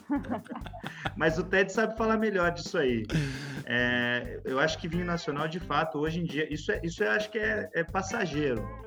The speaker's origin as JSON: {"language": "Portuguese", "region": "interior of São Paulo", "country": "Brazil", "accent": "caipira", "said": "caipira. é, sou aqui do interior de São Paulo"}